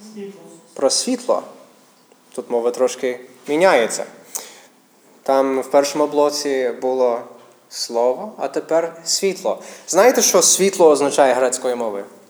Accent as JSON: {"language": "Ukrainian", "country": "United States", "second_language": "Ukrainian", "moved": "yes", "lives_now": "Ukraine", "said": "я місіонер з Америки, тому українська не моя рідна мова"}